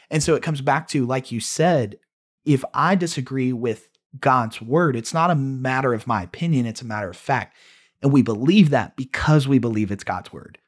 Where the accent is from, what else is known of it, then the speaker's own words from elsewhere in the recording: United States; we're American, we're Westerners